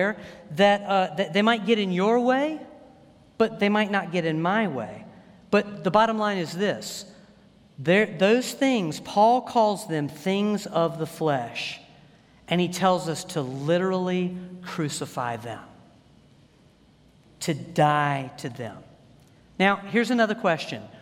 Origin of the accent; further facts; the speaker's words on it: United States; I thank God that I'm an American